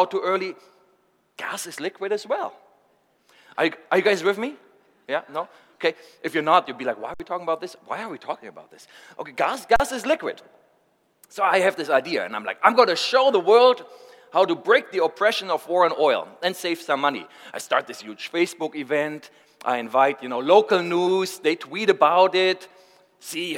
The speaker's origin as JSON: {"language": "English", "country": "Germany", "said": "I'm from Germany."}